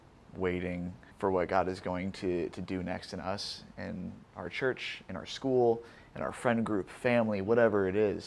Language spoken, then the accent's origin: English; Omaha, Nebraska, United States; moved away as an adult; now in Fullerton, United States; I'm normally from Omaha